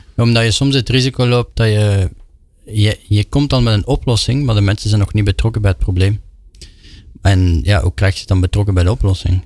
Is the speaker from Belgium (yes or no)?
yes; Belgium; ik als Belg